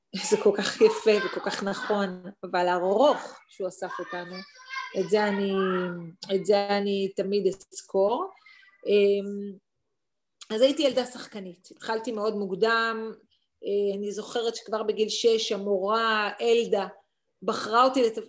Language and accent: Hebrew; Ramat HaSharon, Tel Aviv District, Israel; גדלתי ברמת שרון